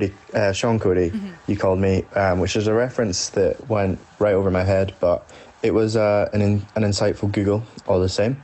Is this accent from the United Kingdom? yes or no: yes; Scotland, United Kingdom; being Scottish and British